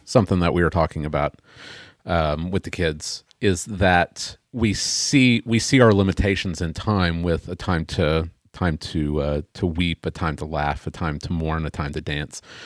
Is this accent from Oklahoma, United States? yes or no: yes; Oklahoma, United States; I'm an American. I was born in Oklahoma